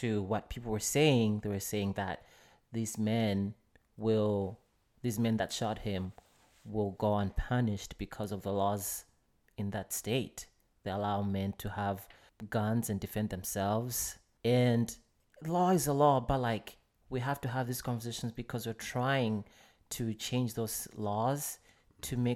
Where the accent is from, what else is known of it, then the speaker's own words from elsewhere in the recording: Malawi; moved away as an adult; now in United States; I grew up in Malawi